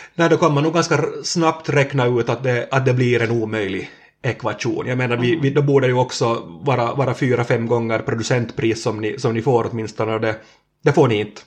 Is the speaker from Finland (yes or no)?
yes; Närpes, Ostrobothnia, Finland; två kilometer från där vi sitter nu hos, hos Emma, så, så där har jag vuxit upp i, i växthus